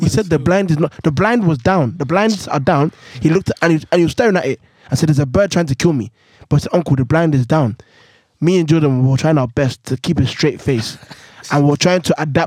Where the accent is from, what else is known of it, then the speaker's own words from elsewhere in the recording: London, United Kingdom; I'm from Woolwich Sides.